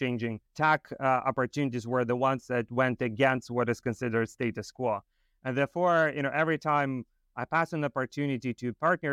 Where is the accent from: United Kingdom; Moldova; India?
Moldova; moved away; I grew up in Moldova